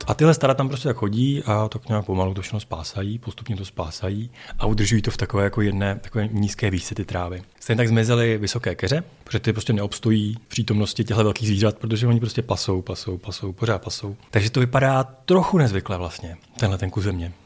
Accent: Czechia; já jsem z Krkonoš

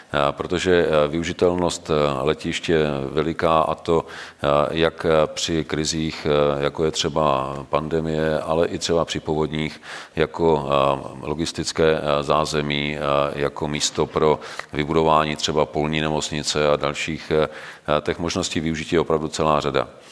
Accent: Czechia; jako Češi

